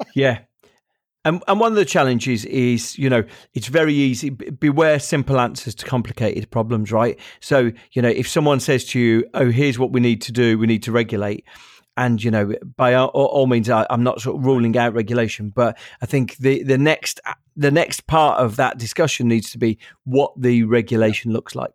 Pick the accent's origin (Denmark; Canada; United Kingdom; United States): United Kingdom; Birmingham, West Midlands; I'm from Birmingham, which is the second biggest city in the country.